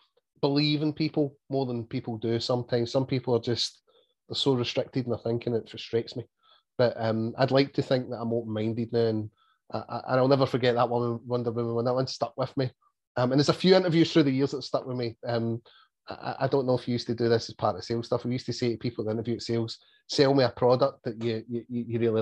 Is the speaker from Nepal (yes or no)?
no; Scotland, United Kingdom; you're Scottish